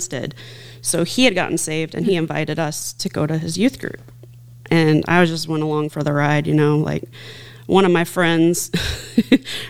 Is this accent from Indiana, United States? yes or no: yes; Posey County, Indiana, United States; I grew up out in Posey County